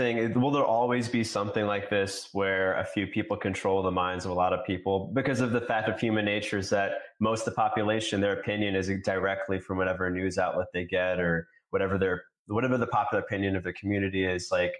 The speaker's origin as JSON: {"language": "English", "region": "New York", "country": "United States", "tie": "born or raised there", "said": "I grew up in New York. I was in New York during the election."}